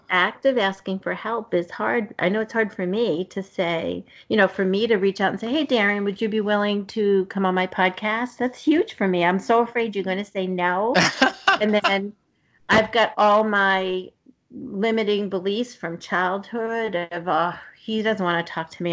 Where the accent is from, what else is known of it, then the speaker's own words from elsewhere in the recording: Somerville, Massachusetts, United States; I grew up in the city in uh, Somerville, and so right mm-hmm. outside of Boston